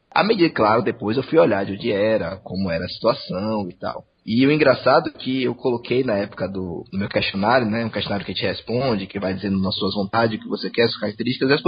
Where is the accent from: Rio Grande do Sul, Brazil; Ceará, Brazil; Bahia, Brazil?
Bahia, Brazil; Salvador; eu tenho 24 anos, sou soteropolitano, né? Nasci em Salvador e morei em Salvador até começo desse ano, na casa dos meus pais.